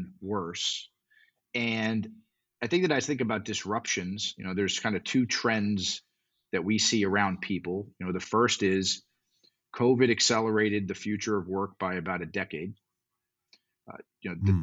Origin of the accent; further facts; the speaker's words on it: South Florida, United States; I grew up in South Florida